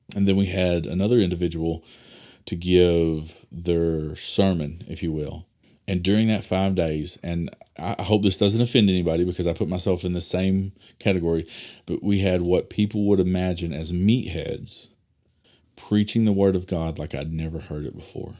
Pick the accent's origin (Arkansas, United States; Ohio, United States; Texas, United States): Arkansas, United States; Delaplaine; I pastored at Delaplane, which is my hometown